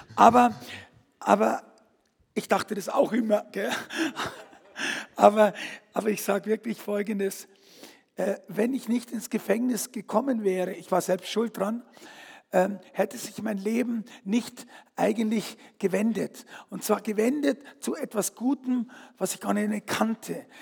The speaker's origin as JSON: {"language": "German", "town": "Fürstenfeldbruck", "region": "Bavaria", "country": "Germany", "tie": "born or raised there", "said": "ich bin aufgewachsen, bin geboren in Fürstenfeldbruck"}